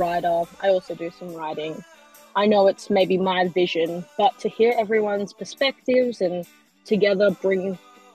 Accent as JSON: {"language": "English", "town": "Perth", "region": "Western Australia", "country": "Australia", "said": "I am a filmmaker from Perth, Australia."}